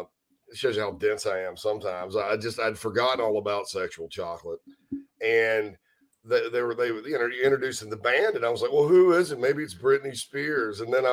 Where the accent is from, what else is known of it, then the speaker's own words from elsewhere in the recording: Spartanburg, South Carolina, United States; my hometown of Spartanburg, South Carolina.